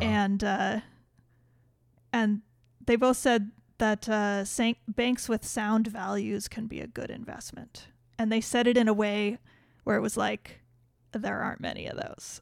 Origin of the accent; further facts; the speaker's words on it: United States; we're American